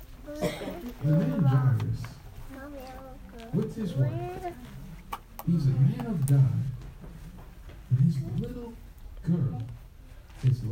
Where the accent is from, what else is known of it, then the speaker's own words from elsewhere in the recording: Temple, Texas, United States; I'm from Temple.